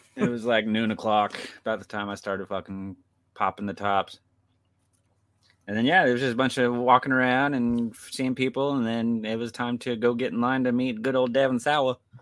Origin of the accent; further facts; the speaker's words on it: Kansas, United States; I'm from Kansas